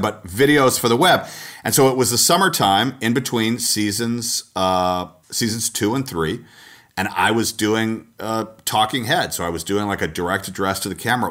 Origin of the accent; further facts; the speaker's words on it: Atlanta, Georgia, United States; moved away as an adult; also born or lived in Texas / Minneapolis; I was from Atlanta. I was from the South and school in Texas